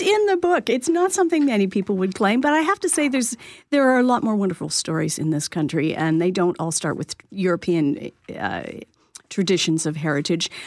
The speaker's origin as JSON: {"language": "English", "town": "Lindsay", "region": "Ontario", "country": "Canada", "tie": "born or raised there", "moved": "as an adult", "said": "I grew up on a small farm and went to school, a high school in Little Lindsay."}